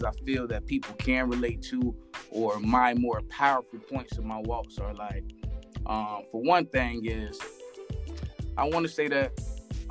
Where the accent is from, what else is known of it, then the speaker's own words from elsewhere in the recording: West Palm Beach, Florida, United States; also born or lived in Avon Park, Florida / Port St. Lucie, Florida; I'm from West Palm Beach, Florida